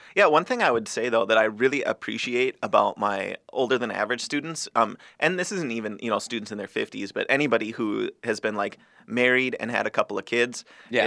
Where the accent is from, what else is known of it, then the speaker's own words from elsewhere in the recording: Greater Minnesota, United States; the Democrats from like my hometown, mm-hmm. right, it was basically um, the teachers and some of the farmers